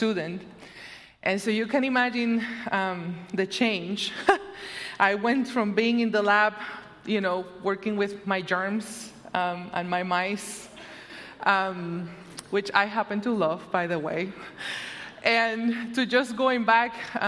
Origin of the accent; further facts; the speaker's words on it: Puerto Rico; also born or lived in Madison, Wisconsin; now in Illinois, United States; my second home. The first one will always be Puerto Rico